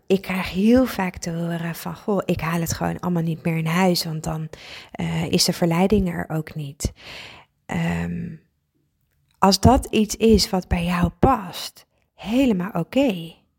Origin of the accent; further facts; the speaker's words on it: Friesland, Netherlands; ik ben Fries, ik woon ook in Friesland